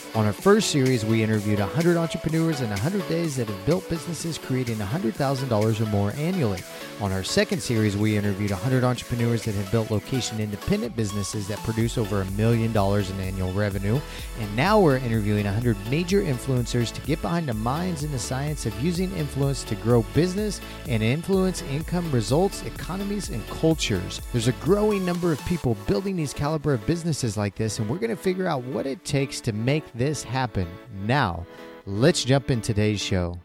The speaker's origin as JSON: {"language": "English", "region": "Missouri", "country": "United States", "tie": "born or raised there", "said": "I grew up in Missouri"}